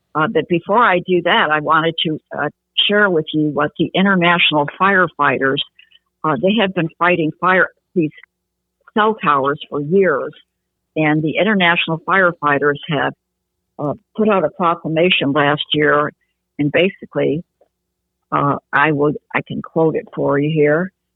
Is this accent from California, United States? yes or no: no; Grosse Pointe, Michigan, United States; also born or lived in Detroit, Michigan; now in Tulsa, United States; I uh, was born and raised in Grosse Pointe, Michigan